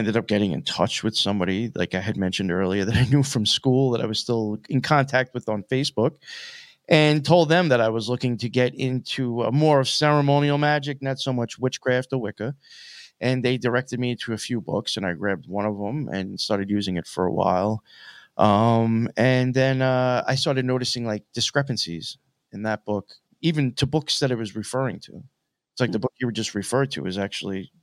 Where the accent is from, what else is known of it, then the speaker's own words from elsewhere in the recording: Long Island, Suffolk County, New York, United States; also born or lived in Nassau County, New York; I grew up in Long Island, mainly like Suffolk County. I was out there for most of my life